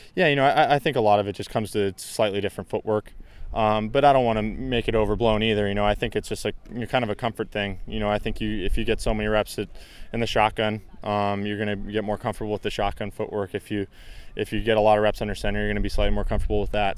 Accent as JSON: {"language": "English", "area": "Bay Area", "region": "Northern California", "country": "United States", "said": "I'm from the Bay Area, you know, which is, which is Northern California"}